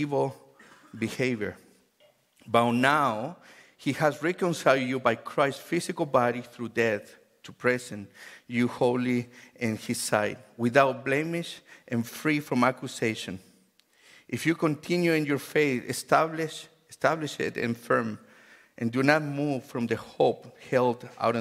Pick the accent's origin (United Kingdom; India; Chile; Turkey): Chile; English is a second language; now in United States; I grew up in Chile